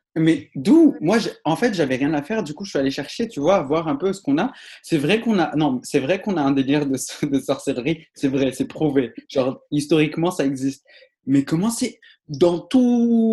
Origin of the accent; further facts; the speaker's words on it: Morocco; moved away; je viens de Maroc, je viens d'une partie très précieuse du Maroc